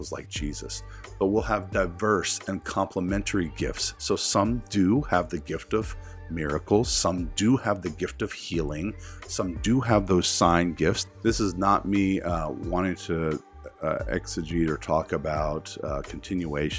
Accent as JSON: {"language": "English", "region": "the South", "country": "United States", "tie": "born or raised there", "said": "I grew up in the South"}